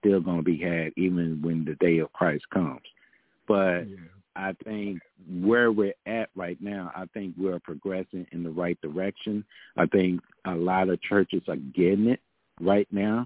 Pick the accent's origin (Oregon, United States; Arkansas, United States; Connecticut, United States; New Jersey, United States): Arkansas, United States; moved away; my pastors and my leaders from my hometown church back home in Arkansas